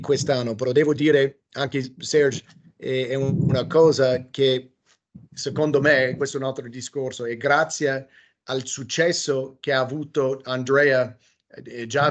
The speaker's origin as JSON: {"language": "Italian", "country": "United States", "also_born_or_lived": "Italy", "second_language": "Italian", "moved": "yes", "said": "sono americano"}